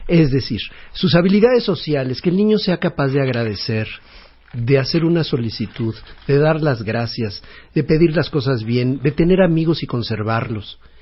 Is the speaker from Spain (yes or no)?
no; Mexico; como cultura mexicana de familia muégano, de la que estamos tan orgullosos